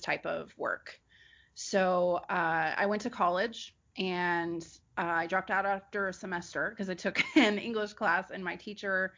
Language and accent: English; Bay Area, California, United States; also born or lived in Nevada / Los Angeles; I went to a performing arts high school in the Bay Area where I grew up. So I'm born and raised in California